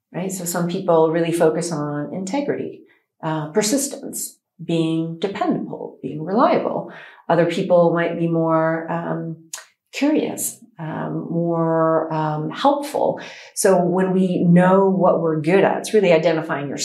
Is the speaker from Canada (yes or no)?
yes; Canada; now in United Arab Emirates; I am a psychologist from Canada.